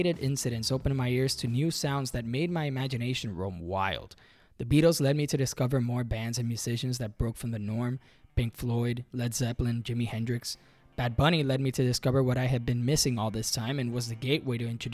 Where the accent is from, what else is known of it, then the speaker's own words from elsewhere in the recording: Puerto Rico; If you're born and raised in Puerto Rico